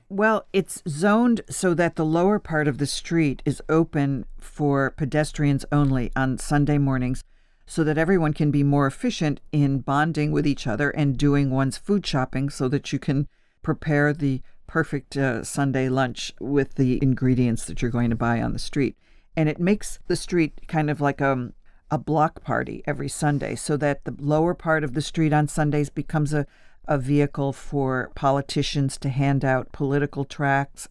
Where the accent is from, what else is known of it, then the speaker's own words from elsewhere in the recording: Buffalo / Niagara Falls, New York, United States; moved away as an adult; now in Paris, France; My Sicilian grandfather taught me how to cook in Buffalo, New York, and my father was a small Italian food merchant in Niagara Falls